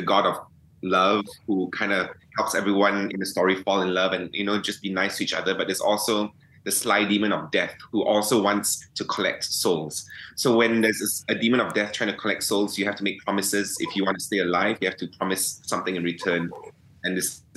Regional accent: Malaysia; us Malaysians

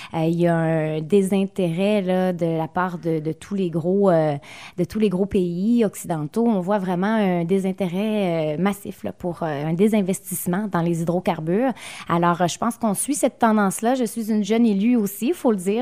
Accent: Gaspé, Quebec, Canada; chez nous à Gaspé

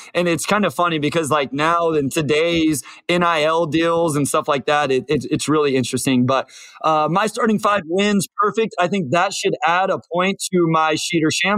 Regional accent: Kansas, United States; I'm from a little town in nowhere, Kansas

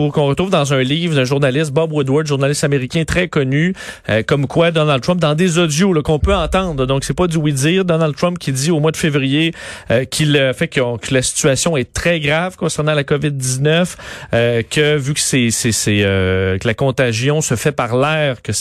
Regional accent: Eastern Quebec, Canada; chez nous, euh, dans, dans mon coin de pays, dans l'Est du Québec.

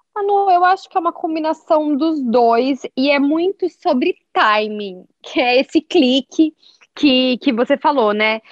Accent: Londrina, Paraná, Brazil; na minha cidade natal, assim, né? Nós dois somos de Londrina.

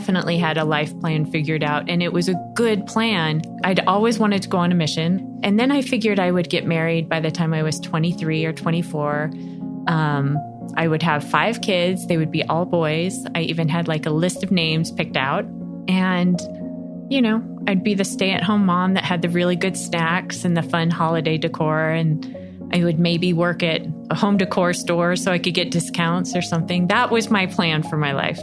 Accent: Las Vegas, Nevada, United States; moved away as an adult; now in Buffalo, United States; I was from Las Vegas and I loved my crazy hometown.

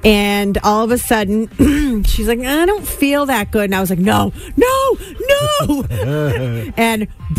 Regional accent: Western Massachusetts, United States; I grew up in Western Mass and went to a parochial school.

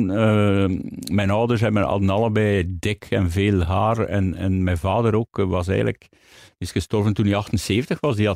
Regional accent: Hamme, Flanders, Belgium; In Hamme. Dat is tussen, tussen Gent en, eh, en, Antwerpen eigenlijk.

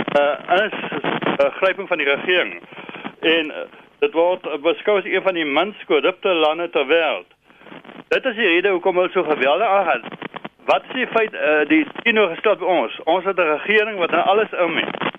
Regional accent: South Africa

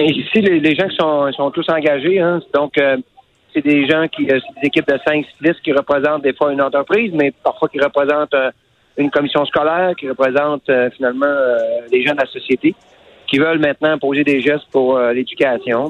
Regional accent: L'Anse-Saint-Jean, Quebec, Canada; mon village natal à Anse-Saint-Jean

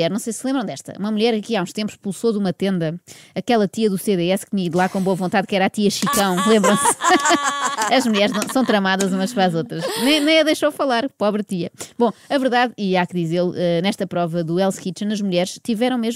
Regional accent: Sabugal, Guarda, Portugal; tenho 32 anos, venho de Sabugal, sou pastora.

